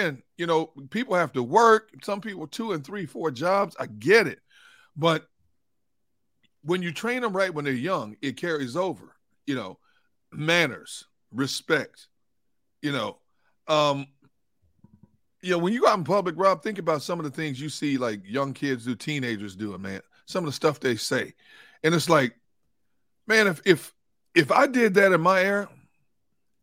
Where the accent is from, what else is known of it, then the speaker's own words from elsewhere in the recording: Milwaukee, Wisconsin, United States; a high school in my hometown, Milwaukee